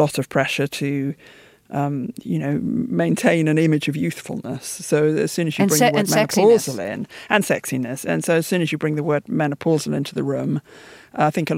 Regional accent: United Kingdom; my parents' generation moved out to the suburbs after the war, because London was largely a bomb site. And so I grew up in the suburbs

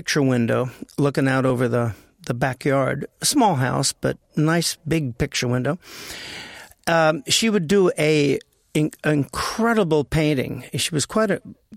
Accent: Los Angeles, California, United States; Born and raised in the Valley of L.A.

